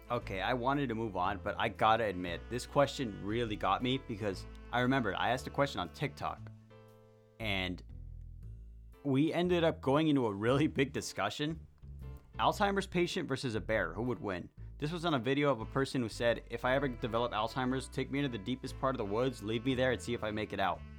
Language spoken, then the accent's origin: English; Long Beach, California, United States; I I came from Long Beach, Long Beach, California. You know, still in California, just not in the big city anymore.